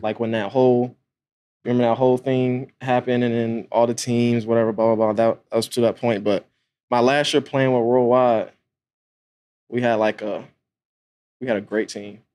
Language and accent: English; Atlanta, Georgia, United States; I pretty much grew up, like, right outside of Atlanta